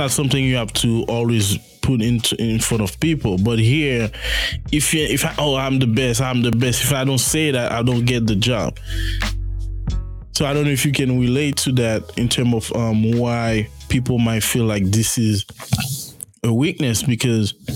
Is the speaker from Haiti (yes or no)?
yes; Haiti; moved away; I grew up in Haiti.